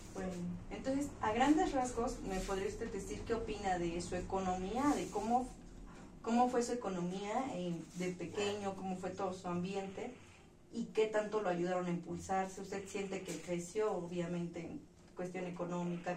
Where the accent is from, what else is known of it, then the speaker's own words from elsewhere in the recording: Puebla, Mexico; De Puebla.